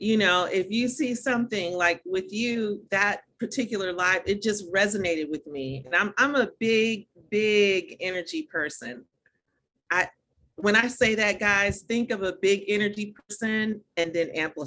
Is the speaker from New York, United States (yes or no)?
no; Dayton, Ohio, United States; also born or lived in Atlanta, Georgia; now in Florida, United States; I was born and raised in Dayton, Ohio. So I'm really very much, you know, Midwest all the way